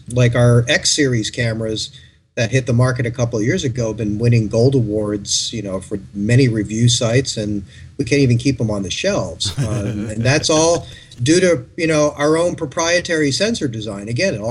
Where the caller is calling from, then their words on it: Burbank, California, United States; From beautiful Burbank, California.